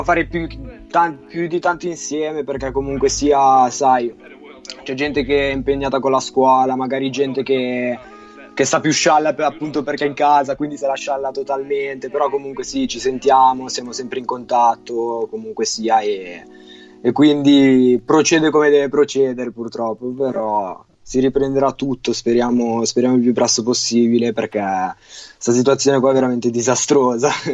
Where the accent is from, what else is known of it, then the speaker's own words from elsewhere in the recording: Milan, Lombardy, Italy; Ho diciotto anni, sono di Milano